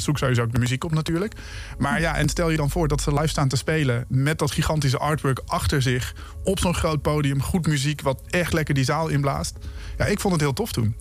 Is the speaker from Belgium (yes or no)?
no; Emmen, Drenthe, Netherlands; Emmen, waar ik ben opgegroeid